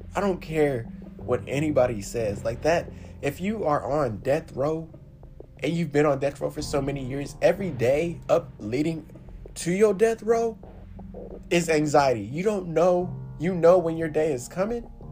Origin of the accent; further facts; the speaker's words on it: United States; I am woven within the thread of America. I am American